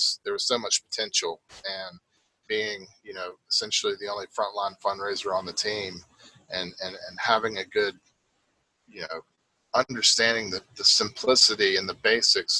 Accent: Raleigh, North Carolina, United States; I'm from Raleigh

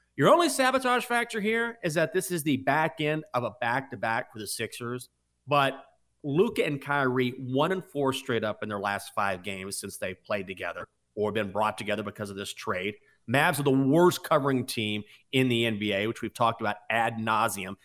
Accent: Washington, District of Columbia, United States; It's my hometown team. or my home city team, Washington

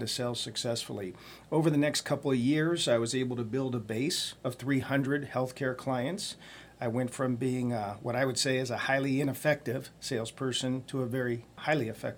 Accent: Youngstown, Ohio, United States; I was born and raised in Youngstown, Ohio

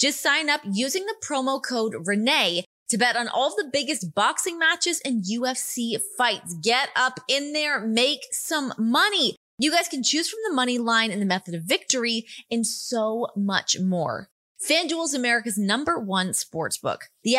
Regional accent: Canada; accent: Canadian; You know what? That's like my Canadian accent. It's gone now. I don't know how to conjure it back.

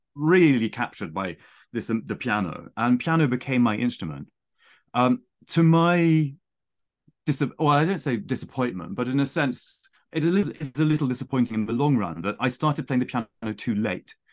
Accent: near Winchester, South East England, United Kingdom; accent: plummy; also born or lived in Saint Petersburg; I was born near Winchester.

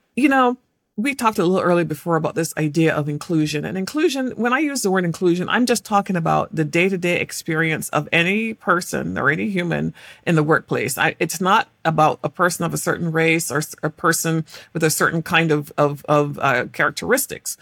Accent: England, United Kingdom; moved away as an adult; I was born in England and I had this particular accent

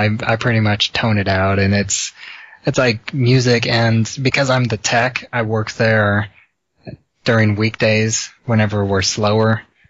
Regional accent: Illinois, United States; I'm from Illinois.

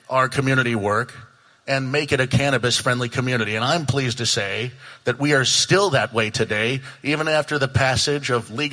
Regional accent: Coquille, Oregon, United States; I've had the privilege of being the mayor of my hometown of Coquille for the last 3.5 years.

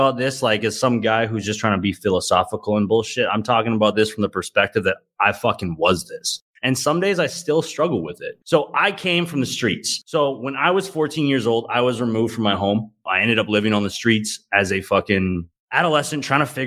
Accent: Calgary, Alberta, Canada; my hometown of Calgary, Alberta

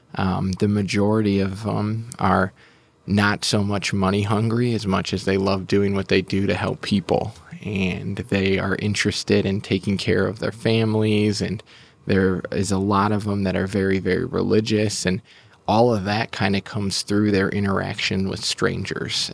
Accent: Milwaukee, Wisconsin, United States; now in Oklahoma City, United States; I grew up in Milwaukee

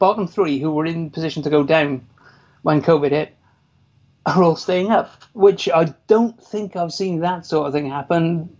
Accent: Newport, Wales, United Kingdom; I'm from Newport.

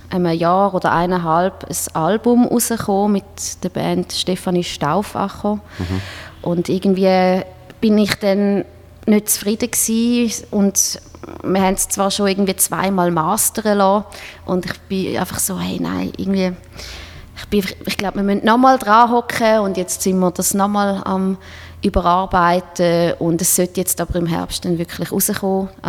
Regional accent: Switzerland; Als, als Schweizer Musiker willst du einfach dort mal spielen

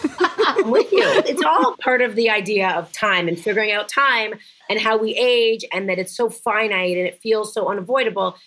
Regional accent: Canada; moved away as an adult; now in United States; born and bred Canadian

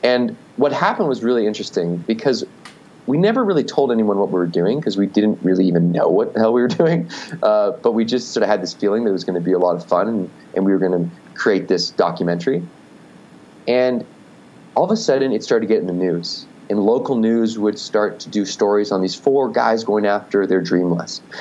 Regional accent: Victoria, British Columbia, Canada; I grew up in Canada, so was, I was in Victoria, BC.

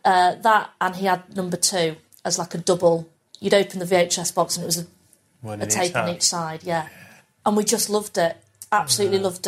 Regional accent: Pannal, Yorkshire and the Humber, United Kingdom; born or raised there

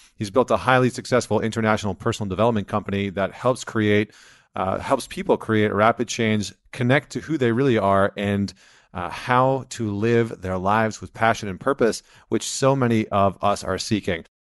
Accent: Canada; I'm not American, I'm Canadian

